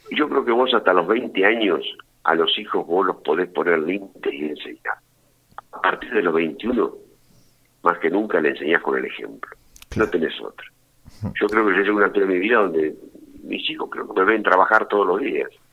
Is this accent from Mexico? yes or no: no; La Plata, Buenos Aires Province, Argentina; also born or lived in Saavedra, Buenos Aires Province; A los nueve años, ahí me, ya me vine con mis hermanos de La Plata y viajaba a Saavedra en los veranos. Así que hice todo el secundario, soy alumno de Don Bosco hice todo el colegio primario y secundario